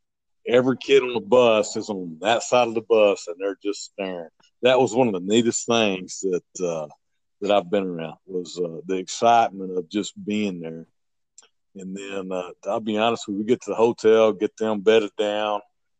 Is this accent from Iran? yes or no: yes; Iran; English is a second language; Walking out there, you know, we're from Iran. We don't have a clue how to get around anything